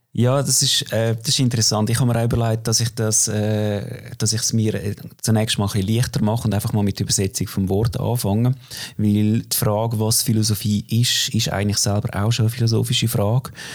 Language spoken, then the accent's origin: German; Opfikon, Zurich, Switzerland; Ich bin aufgewachsen in Glabruck, Opfiker Glabruck, also typische Vorstadt von Zürich